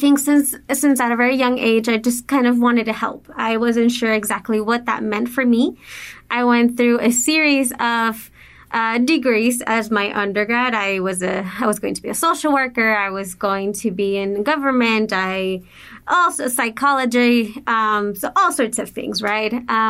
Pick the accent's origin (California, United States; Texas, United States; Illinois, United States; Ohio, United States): Texas, United States; El Paso; also born or lived in Juarez, Mexico / Austin; So I was born in El Paso, but we did move back to Juarez, and then we would commute back and forth going to school. And then again, we made the move to El Paso, graduated.